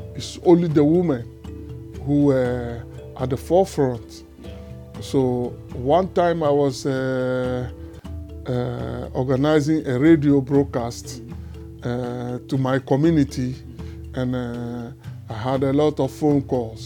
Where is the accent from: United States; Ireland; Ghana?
Ghana; Volta; moved away as an adult; also born or lived in Togo; now in Netherlands; I was born in Togo and then uh, grew up in Ghana, uh, the, the, the, part of Ghana known as the Volta region. That is where I grew up.